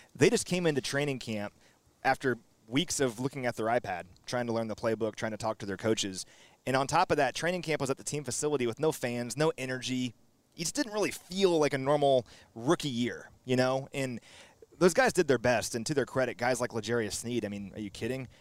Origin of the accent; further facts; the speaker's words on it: Kansas City, Missouri, United States; I grew up in Kansas City.